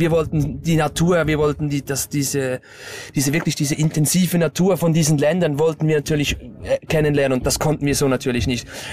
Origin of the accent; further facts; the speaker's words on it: Stäfa, Zurich, Switzerland; ich komme aus der Schweiz, also genau aus Stäfer. Das ist am Zürichsee